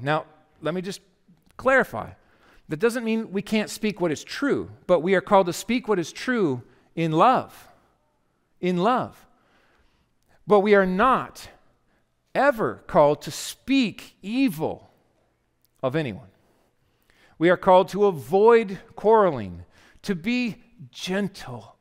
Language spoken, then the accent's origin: English; United States; We are Christian Americans